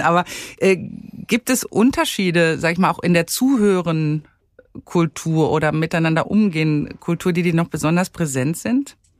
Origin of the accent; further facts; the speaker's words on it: Germany; hier bei uns in Deutschland